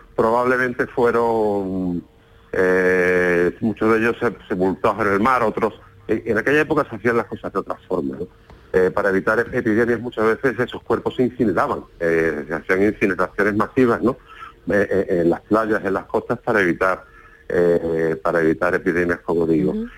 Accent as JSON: {"language": "Spanish", "town": "Málaga", "region": "Andalusia", "country": "Spain", "lives_now": "Antequera, Spain", "said": "Yo soy malagueño aunque vivo en Antequera"}